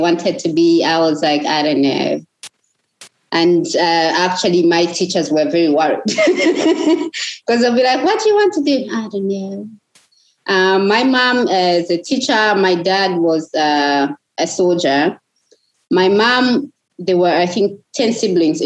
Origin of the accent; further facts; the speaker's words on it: Lusaka, Lusaka Province, Zambia; also born or lived in Chipata; I grew up in Mtendere. I would be walking in our compound